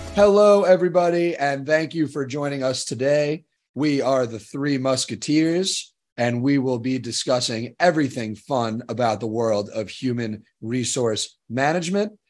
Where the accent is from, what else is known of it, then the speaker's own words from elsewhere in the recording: Long Island, New York, United States; I am from Long Island, New York.